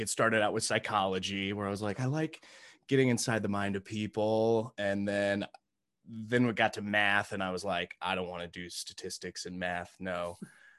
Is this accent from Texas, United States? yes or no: no; Indianapolis, Indiana, United States; So yeah, I grew up from I'm from originally from Indianapolis, Indiana.